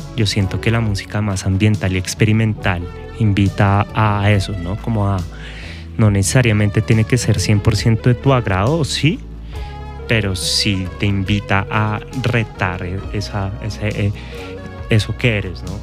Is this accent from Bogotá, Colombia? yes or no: yes; Bogotá, Colombia; nuestra ciudad, Bogotá